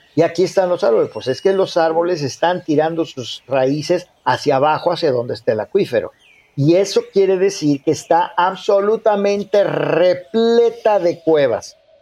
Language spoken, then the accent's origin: Spanish; Mexico; como mexicanos